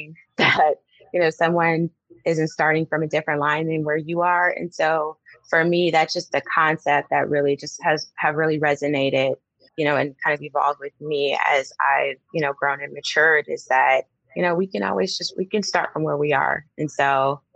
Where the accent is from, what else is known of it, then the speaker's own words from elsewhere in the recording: Detroit, Michigan, United States; moved away as an adult; also born or lived in Southfield, Michigan; now in Georgia, United States; I'm from Detroit, Michigan. My parents at some point later moved to a suburb, a city called Southfield, Michigan. And growing up, I grew up in a middle-class home.